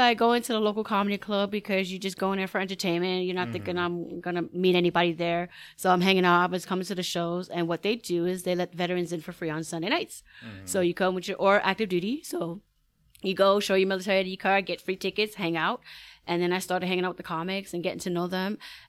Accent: New York City, New York, United States; moved away as an adult; now in El Paso, United States; I am originally from Brooklyn, New York.

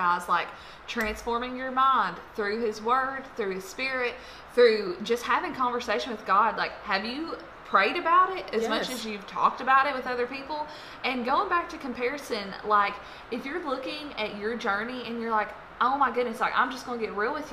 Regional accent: Lebanon, Tennessee, United States; I'm from Lebanon, Tennessee

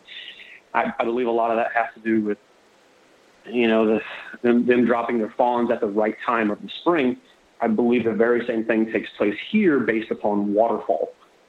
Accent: Florida, United States; So yes, I was born in Florida. I live on the west coast of Florida, southwest Florida. I'm fourth generation Floridian, or Florida cracker.

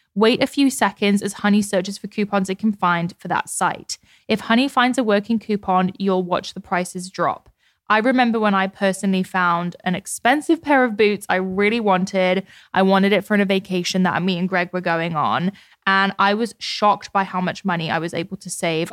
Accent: United Kingdom; I'm British

